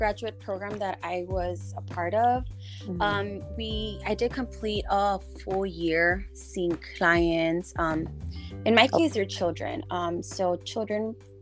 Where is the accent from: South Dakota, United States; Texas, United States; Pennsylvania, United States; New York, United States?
Texas, United States; Laredo; Born and raised in Laredo